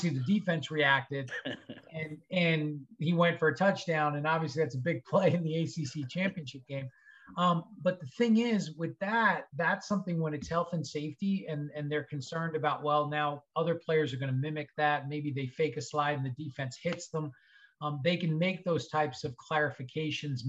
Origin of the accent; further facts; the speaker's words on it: Long Island, New York, United States; Growing up in Long Island, New York, went to school in New York